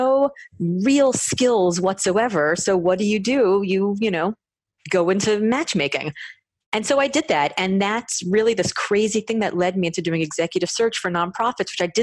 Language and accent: English; Miami, Florida, United States; I come from Miami, which you would not know based on the glow in the dark pale skin that I have